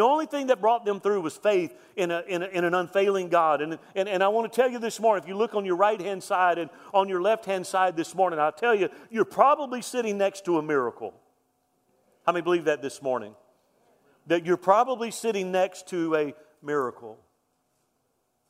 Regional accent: Deep South, United States; I'm from Deep South.

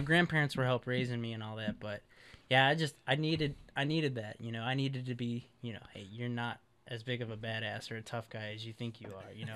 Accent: Chicago, Illinois, United States; moved away as an adult; now in West Coast, United States; I'm from Chicago, Illinois

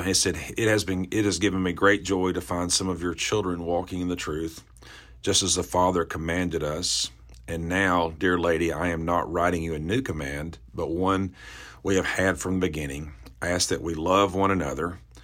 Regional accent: the Bible Belt, the South, United States; I grew up in the South, the Bible Belt

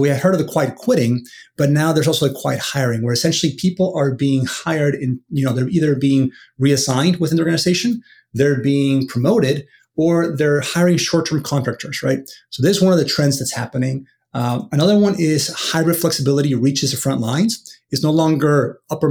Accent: Venezuela; now in United States; I'm from Venezuela originally, but I've been in the U.S. now for many, many, many years.

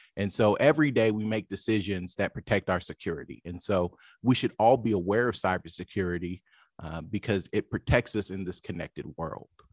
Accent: Lawton, Oklahoma, United States; moved away as an adult; also born or lived in Washington, D.C. / London; I grew up in Lawton, Oklahoma, which is a small town

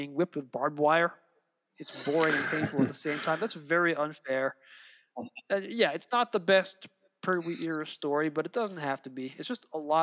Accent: United States; I grew up in the States

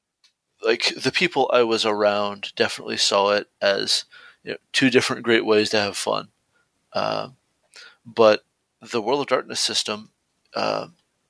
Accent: near Stone Mountain, Georgia, United States; practically my hometown, not quite but nearly, Stone Mountain, Georgia

